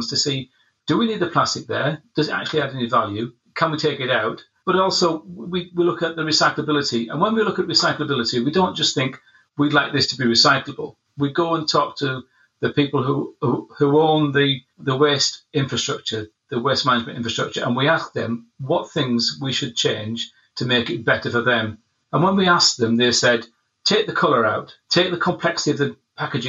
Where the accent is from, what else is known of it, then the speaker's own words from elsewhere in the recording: Scotland, United Kingdom; I'm from Scotland.